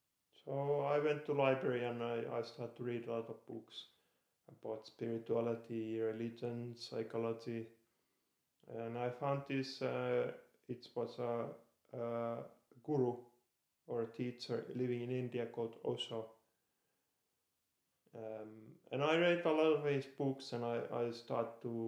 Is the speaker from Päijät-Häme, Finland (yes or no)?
yes; Lahti, Päijät-Häme, Finland; moved away as an adult; I was born in Lahti. It's a city in Finland, about 1.5 hours from Helsinki. I lived there 21 years and then I moved abroad.